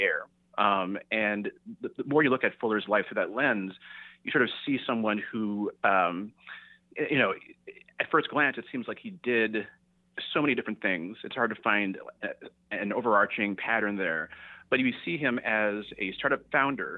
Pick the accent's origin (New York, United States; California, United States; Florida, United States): California, United States; the Bay Area; I grew up in the Bay Area